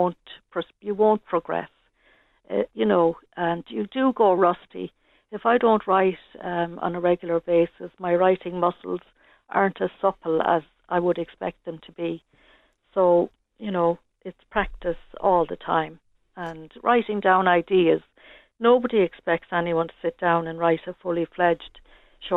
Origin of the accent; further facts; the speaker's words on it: Ireland; moved away as an adult; now in Tallaght, Ireland; I'm from Barr originally